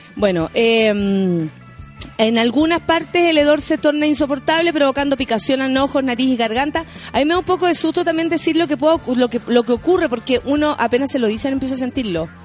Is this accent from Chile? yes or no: yes; Chile; como chilenos